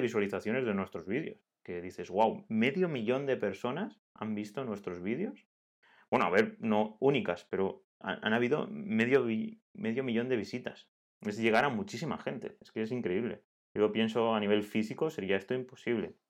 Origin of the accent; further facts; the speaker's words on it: Altea, Valencian Community, Spain; somos de Altea